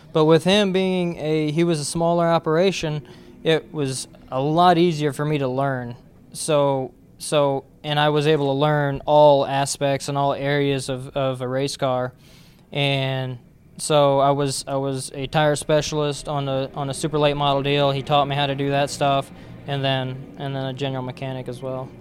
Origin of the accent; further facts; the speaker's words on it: Wisconsin, United States; I was raised in Wisconsin.